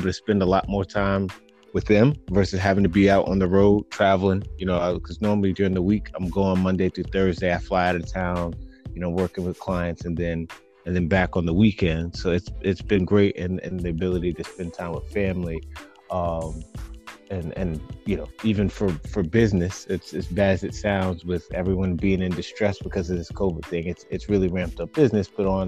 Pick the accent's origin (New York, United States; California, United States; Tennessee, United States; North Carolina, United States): New York, United States; Nyack; also born or lived in Middletown; born and raised in New York, little right outside the city, the suburbs called Nyack, and then lived in a place called Middletown.